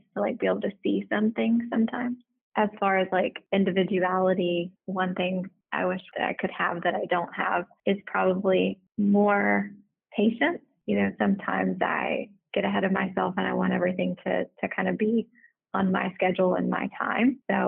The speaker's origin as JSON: {"language": "English", "country": "United States", "also_born_or_lived": "the South", "lives_now": "Houston, United States", "said": "I'm from the Texas Louisiana border."}